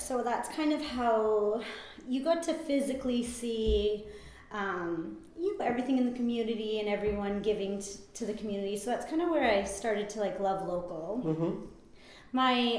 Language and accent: English; Vernon, British Columbia, Canada; also born or lived in Pittsburgh; I'm born and raised in Vernon.